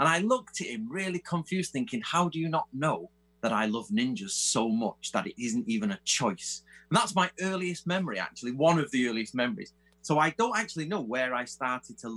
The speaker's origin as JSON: {"language": "English", "region": "England", "country": "United Kingdom", "also_born_or_lived": "Manchester", "said": "obviously I'm English"}